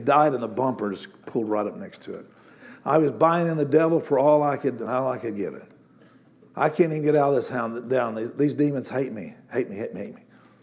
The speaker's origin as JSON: {"language": "English", "town": "Amarillo", "region": "Texas", "country": "United States", "tie": "born or raised there", "moved": "as an adult", "said": "I was living in Amarillo, Texas, my hometown."}